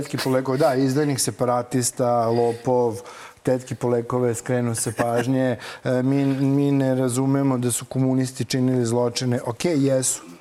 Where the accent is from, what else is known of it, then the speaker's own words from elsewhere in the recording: Zrenjanin, Vojvodina, Serbia; ja sam zrenjaninac